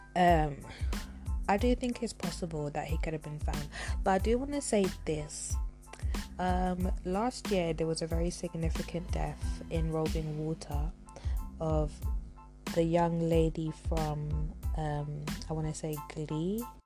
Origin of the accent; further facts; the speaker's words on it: London, United Kingdom; my hometown, which is London